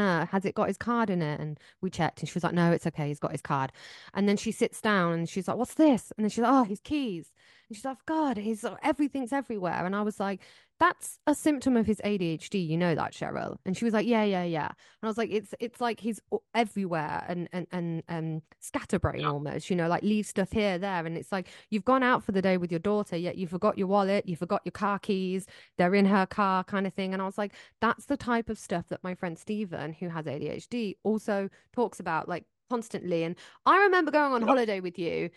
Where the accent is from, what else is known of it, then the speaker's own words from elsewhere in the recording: United Kingdom; everyone knows I'm British.